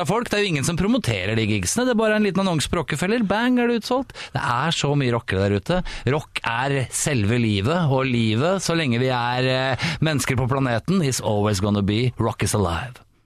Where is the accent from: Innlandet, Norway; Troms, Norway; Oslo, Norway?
Oslo, Norway; Jeg er Oslo-gutt. Jeg er fra Ålseter.